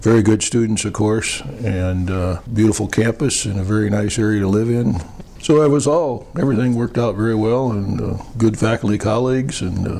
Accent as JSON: {"language": "English", "town": "Waterloo", "region": "Iowa", "country": "United States", "tie": "born or raised there", "also_born_or_lived": "Dubuque, Iowa / Ames, Iowa / Des Moines, Iowa / Virginia", "moved": "as an adult", "said": "I was born in Dubuque, raised in Waterloo, ended up going to school at Ames and then moved to Des Moines and then left the state."}